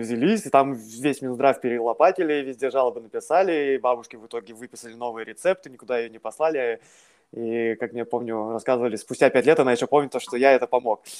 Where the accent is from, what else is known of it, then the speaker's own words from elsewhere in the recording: Siberia, Russia; moved away as an adult; also born or lived in Tomsk, Russia / Moscow, Russia; now in London, United Kingdom; я оригинали э, из Сибири, где, собственно, родился, вырос, э, закончил школу